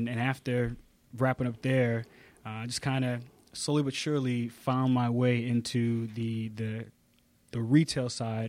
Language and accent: English; Connecticut, United States; moved away as an adult; also born or lived in North Carolina; now in Atlanta, United States; So I have found my home in the South and absolutely love it. But actually, I grew up in Connecticut